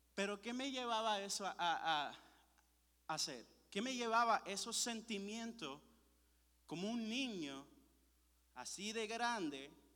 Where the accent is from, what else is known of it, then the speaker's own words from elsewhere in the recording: Puerto Rico; Yo soy de Puerto Rico